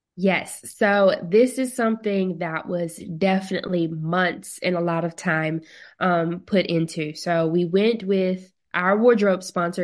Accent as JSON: {"language": "English", "town": "Mobile", "region": "Alabama", "country": "United States", "tie": "born or raised there", "said": "Miss Mobile Bay, which is in my hometown"}